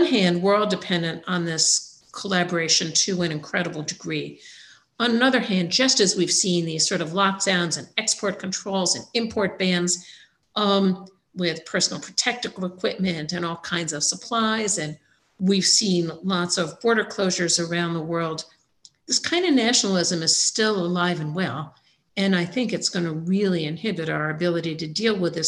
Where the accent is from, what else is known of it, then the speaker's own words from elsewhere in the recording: United States; as an American now working with a number of global